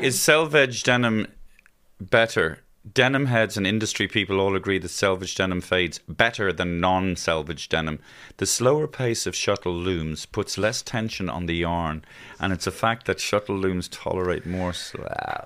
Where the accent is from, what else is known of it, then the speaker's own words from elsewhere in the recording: Ireland; our Irishisms